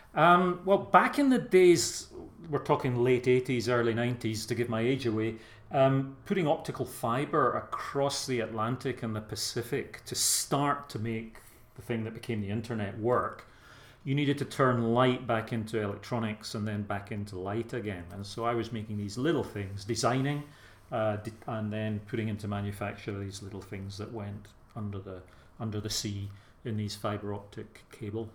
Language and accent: English; Glasgow, Scotland, United Kingdom; accent: soft Glasgow; moved away as an adult; now in England, United Kingdom; I am Scottish by birth, but uh, I've lived down here 30, 35 years. The accent hasn't changed too much. Although, when I was in Scotland and working with young folk there